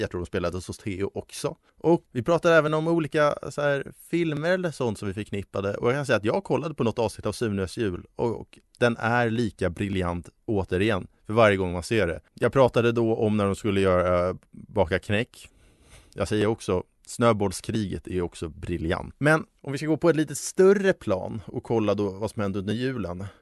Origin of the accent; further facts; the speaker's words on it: Stockholm, Stockholm County, Sweden; also born or lived in Uppsala; Hammarby Sjöstad i sin helhet, där jag är ifrån